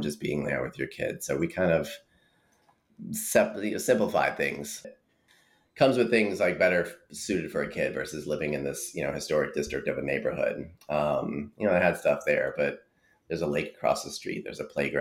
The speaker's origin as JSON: {"language": "English", "town": "East Rutherford", "region": "New Jersey", "country": "United States", "tie": "born or raised there", "moved": "yes", "lives_now": "North Carolina, United States", "said": "I was born in East Rutherford, which is home to Giant Stadium"}